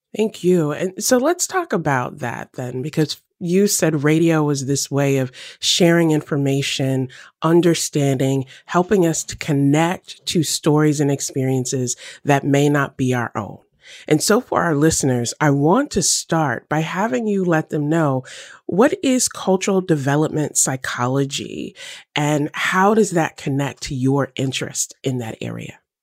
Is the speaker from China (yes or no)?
no; the South, United States; I grew up in the South